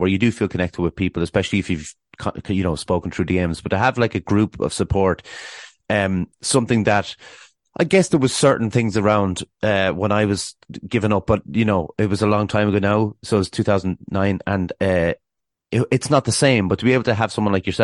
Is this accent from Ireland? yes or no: yes; Ireland; I'm obviously from Ireland